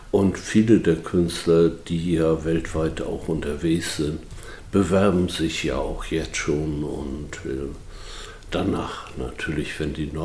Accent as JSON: {"language": "German", "town": "Büdelsdorf", "region": "Schleswig-Holstein", "country": "Germany", "tie": "born there", "said": "sind hier nicht nur geboren in Büdelsdorf, sondern haben die Welt auch von anderen"}